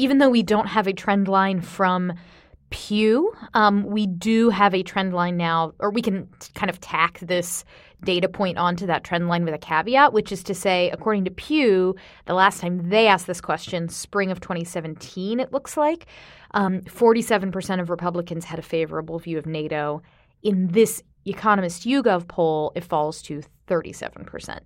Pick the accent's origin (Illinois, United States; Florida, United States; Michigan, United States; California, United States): Florida, United States; moved away; my home state of Florida